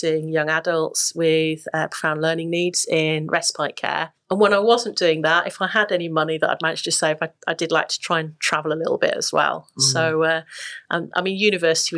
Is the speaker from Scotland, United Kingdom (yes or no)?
no; Yorkshire and the Humber, United Kingdom; I grew up in West Yorkshire, which was a very diverse, very, very diverse community